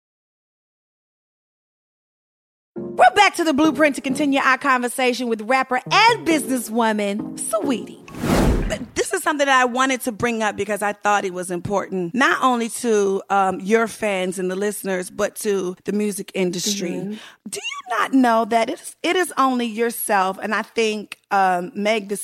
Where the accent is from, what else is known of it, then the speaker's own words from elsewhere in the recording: United States; we lived in Bubblefuck DMV area